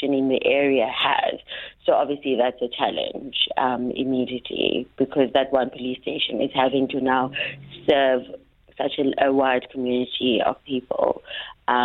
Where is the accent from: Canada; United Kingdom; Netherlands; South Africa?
South Africa; Cape Town, Western Cape; My father's home where I grew up is in Nyanga.